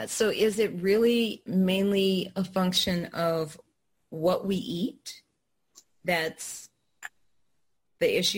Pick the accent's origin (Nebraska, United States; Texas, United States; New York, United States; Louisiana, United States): Louisiana, United States; New Orleans; because uh, I'm from New Orleans. My people make good food.